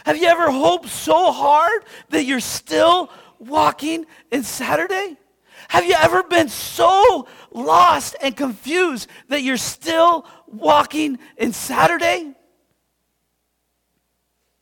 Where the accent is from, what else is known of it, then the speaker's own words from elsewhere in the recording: United States; I consider myself a Christian. Do you know why? Because I'm American